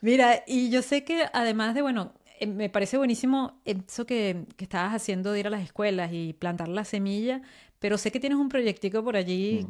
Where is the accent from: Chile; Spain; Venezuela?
Venezuela; now in France; yo vivo en Francia, pero yo vengo de Venezuela